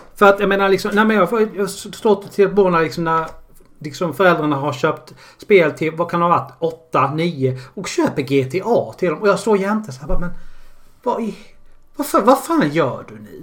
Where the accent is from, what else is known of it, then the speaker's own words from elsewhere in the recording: Karlshamn, Blekinge, Sweden; jag kommer från Karlshamn